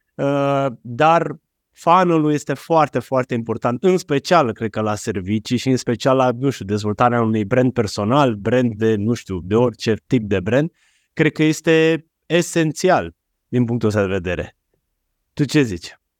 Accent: Romania; Noi ca români

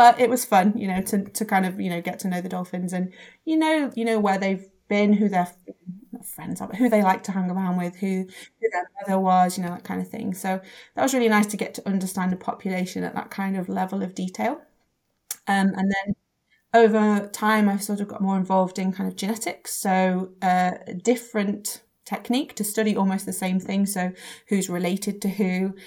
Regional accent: England, United Kingdom; I'm from England

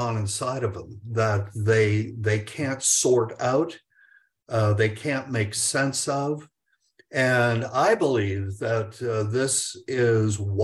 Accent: United States; we being the American public

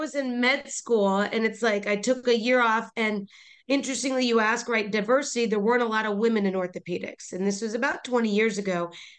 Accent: Midwest, United States; moved away as an adult; also born or lived in Duke (North Carolina); now in Palm Beach, United States; I was an Indian girl in the Midwest. We used to joke because there was two brown girls in our class in high school

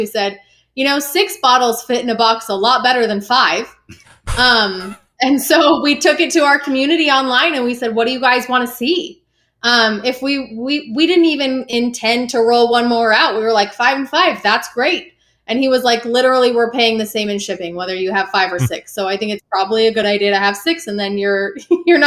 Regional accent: Utah, United States; I'm from Utah

